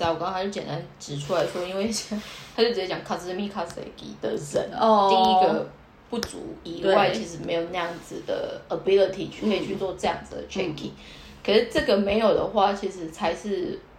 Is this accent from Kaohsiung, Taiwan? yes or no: yes; Kaohsiung, Taiwan; moved away as an adult; now in Tokyo, Japan; 因为我高雄人嘛